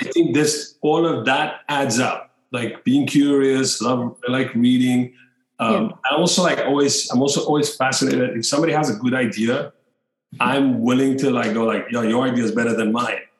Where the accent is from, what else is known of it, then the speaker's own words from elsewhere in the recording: Cape Town, Western Cape, South Africa; moved away as an adult; i'm from cape town